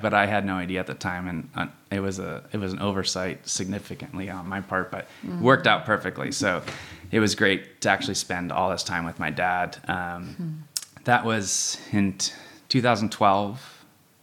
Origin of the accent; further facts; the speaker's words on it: San Luis Obispo, California, United States; also born or lived in Davis, California / Austin, Texas; I grew up here in San Luis.